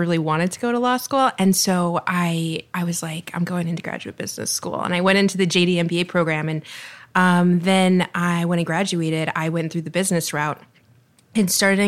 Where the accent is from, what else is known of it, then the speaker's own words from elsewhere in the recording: Texas, United States; moved away as an adult; now in Miami, United States; I'm from Texas, but Miami has been my home since I started law school here in 2007